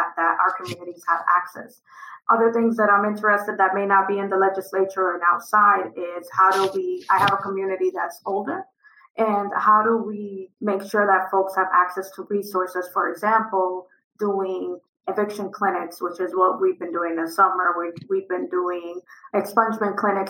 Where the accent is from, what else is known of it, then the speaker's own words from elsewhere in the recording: Dominican Republic; also born or lived in Providence, Rhode Island; now in Rhode Island, United States; I'm from Dominican Republic